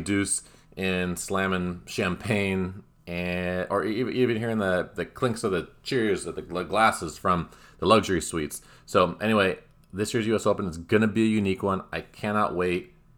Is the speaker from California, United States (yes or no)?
yes; Southern California, United States; As an American, especially one from Southern California